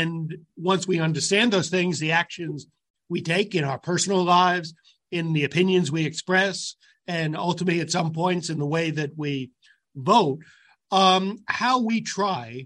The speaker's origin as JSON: {"language": "English", "area": "Westchester", "region": "New York", "country": "United States", "tie": "born or raised there", "said": "I grew up in Westchester"}